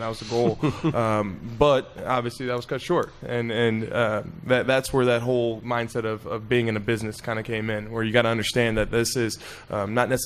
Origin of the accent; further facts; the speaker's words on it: Toledo, Ohio, United States; moved away; Growing up in Toledo, Ohio